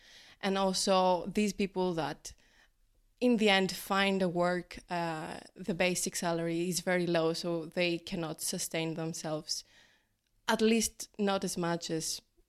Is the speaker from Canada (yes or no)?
no; Greece; moved away as an adult; now in Trento, Italy; So, I am from Greece.